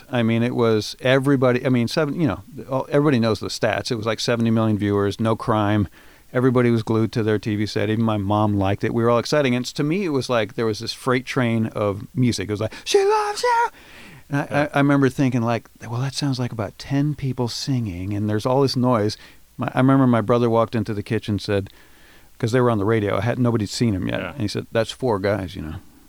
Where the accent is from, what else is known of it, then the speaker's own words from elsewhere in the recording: Baton Rouge, Louisiana, United States; born there; Thank you for assuming I grew up. I appreciate that. I was born in Baton Rouge, Louisiana.